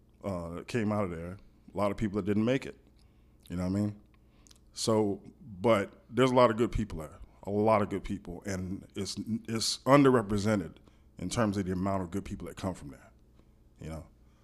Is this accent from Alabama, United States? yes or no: yes; Fort Rucker, Alabama, United States; born there; Yeah, I'm an Army brat. I was born in Fort Rucker, Alabama.